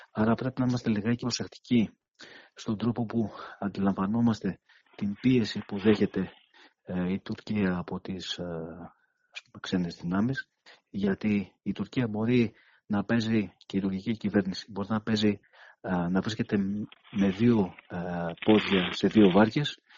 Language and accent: Greek; Greece; σαν Έλληνες